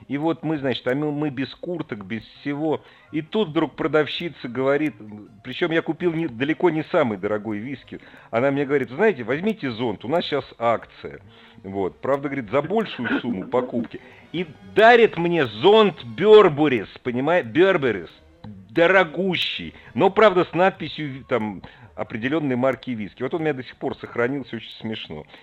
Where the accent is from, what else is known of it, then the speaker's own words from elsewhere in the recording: Moscow, Russia; Ну что, я из Москвы, конечно, висел.